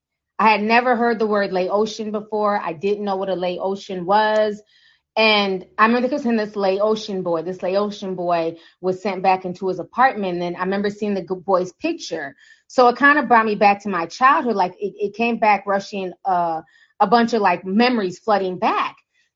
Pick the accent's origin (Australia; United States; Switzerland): United States; Midwest; growing up in the Midwest